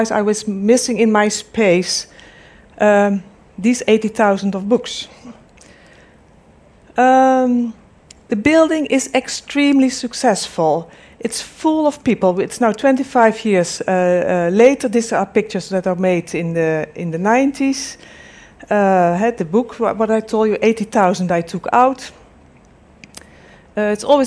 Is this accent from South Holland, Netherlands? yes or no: yes; Delft, South Holland, Netherlands; I'm from the Netherlands, from Delft, where's the Technical University in Delft